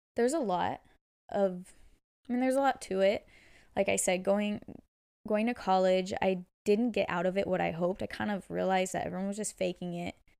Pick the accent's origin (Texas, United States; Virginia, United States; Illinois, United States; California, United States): California, United States; Bay Area; born and raised in the Bay Area. I love it here